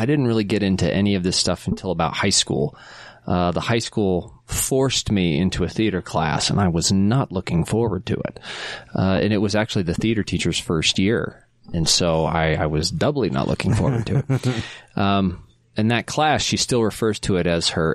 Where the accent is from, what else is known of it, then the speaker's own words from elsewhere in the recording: South Jordan, Utah, United States; I grew up in South Jordan